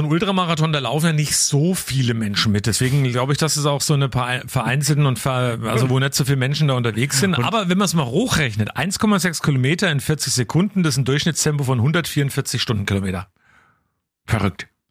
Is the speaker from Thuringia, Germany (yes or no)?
no; Coburg, Bavaria, Germany; hier bei uns vor der Haustür in Coburg, also bei mir in meiner Heimat der Keimberger Forst